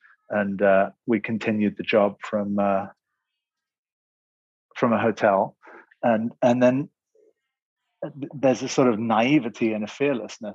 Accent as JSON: {"language": "English", "region": "England", "country": "United Kingdom", "also_born_or_lived": "Muscat, Oman", "said": "I am from England for the most part. Made in the Middle East, actually, in Oman, in Muscat, where my father was in the British Special Forces."}